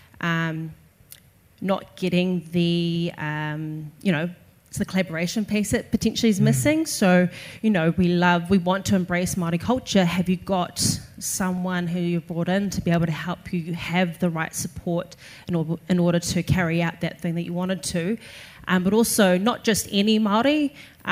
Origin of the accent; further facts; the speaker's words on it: Australia; now in New Zealand; I grew up in Australia